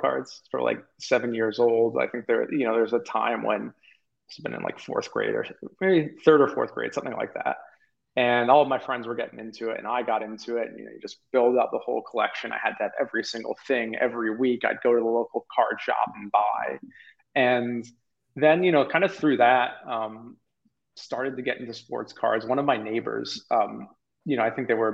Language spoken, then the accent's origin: English; Maine, United States; also born or lived in Toronto, Canada; I grew up in, although born in Toronto, I grew up in Maine.